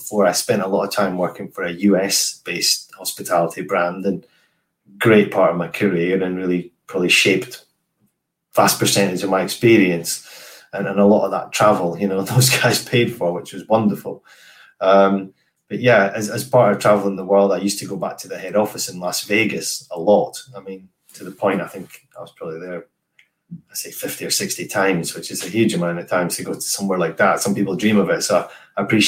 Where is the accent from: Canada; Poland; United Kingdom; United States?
United Kingdom; I was British and a bit random rather than a local American